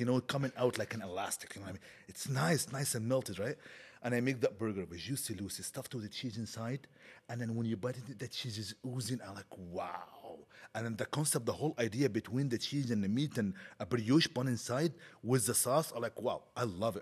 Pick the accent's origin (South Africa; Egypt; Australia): Egypt; moved away as an adult; now in Canada; I grew up now in Egypt